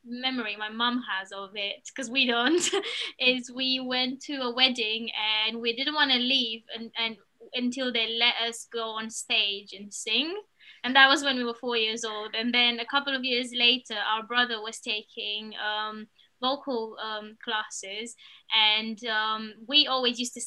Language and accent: English; Romania; moved away as an adult; now in United Kingdom; we're originally from Romania, which is where we've spent most of our lives. 12 years we were in the same art school, and then we came to the UK